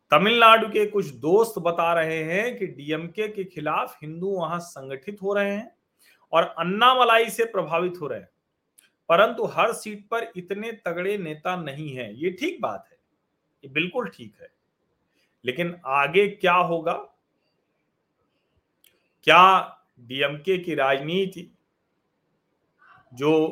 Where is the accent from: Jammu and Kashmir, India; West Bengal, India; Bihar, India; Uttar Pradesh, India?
Uttar Pradesh, India; Prayagraj; मैं तो प्रयाग का रहने वाला हूं मैं आपको बताऊं हमारा दारागंज घर है